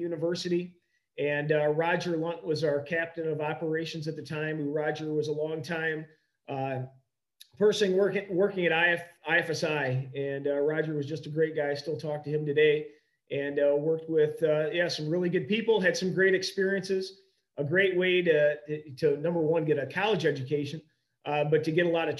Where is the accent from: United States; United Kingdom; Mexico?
United States; Sublette, Illinois; moved away as an adult; also born or lived in Macomb, Illinois / Rockford, Illinois; I was able to move home back to my hometown of Sublette in 2012